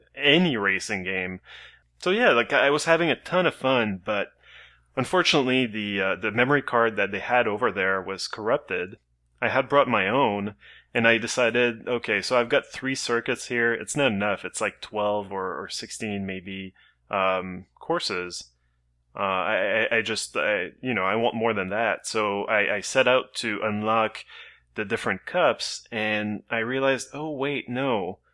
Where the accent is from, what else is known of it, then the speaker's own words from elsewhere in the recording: Canada; as a Canadian